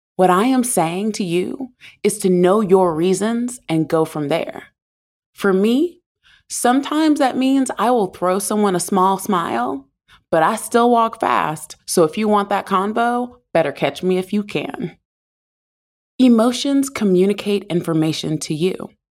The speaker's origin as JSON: {"language": "English", "region": "the South", "country": "United States", "tie": "born or raised there", "said": "I grew up in the South"}